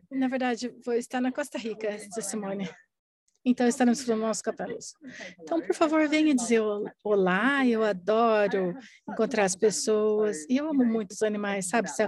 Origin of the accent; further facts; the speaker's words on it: Australia; Portuguese is a second language; Sim, eu sou australiana, não se esqueça da U.